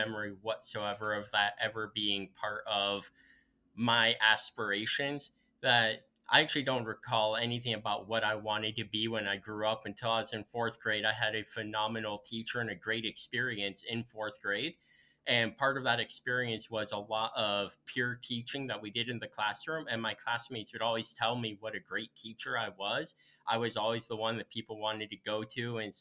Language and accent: English; Central Illinois, United States; moved away as an adult; also born or lived in Urbana, Illinois; now in Freeport, United States; I grew up in Central Illinois, lived my whole life there except for about 2.5 years.